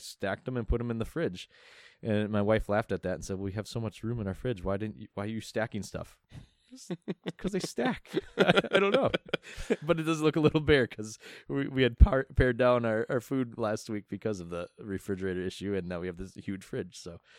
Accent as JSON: {"language": "English", "region": "Midwest", "country": "United States", "said": "Right, being a Midwesterner."}